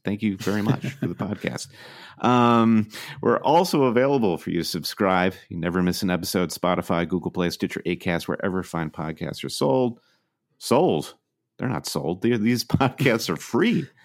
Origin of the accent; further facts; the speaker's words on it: Midwest, United States; moved away as an adult; now in New York, United States; we're from the Midwest, where Chicago is the metropolis, but we'd made the leap to come to the East Coast